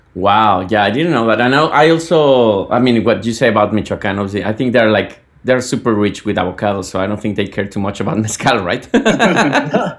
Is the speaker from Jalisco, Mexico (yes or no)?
yes; Guadalajara, Jalisco, Mexico; now in United States; I'm from Guadalajara